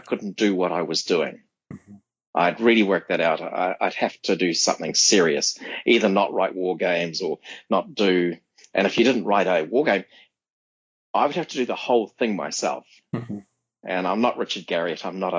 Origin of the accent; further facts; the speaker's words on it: Sydney, New South Wales, Australia; now in United States; this is an Australian group. And where are you from? Oh, you're from Sydney. And one of the guys here, he lived in the same suburb as I did.